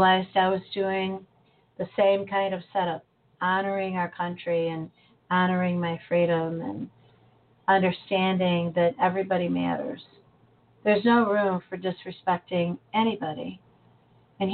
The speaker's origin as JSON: {"language": "English", "country": "United States", "said": "as an American"}